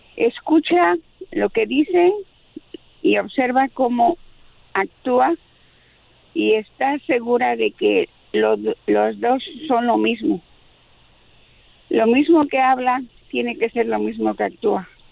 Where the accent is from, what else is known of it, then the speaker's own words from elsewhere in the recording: Mexico City, Mexico; es de la Ciudad de México como yo